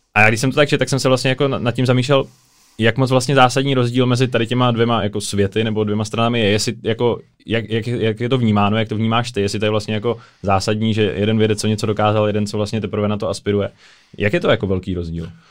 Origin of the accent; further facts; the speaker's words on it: Czechia; že jsme z České republiky